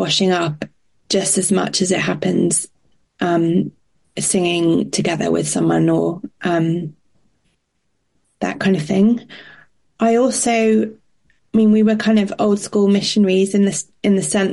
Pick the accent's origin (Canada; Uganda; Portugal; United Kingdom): Portugal; I grew up in Portugal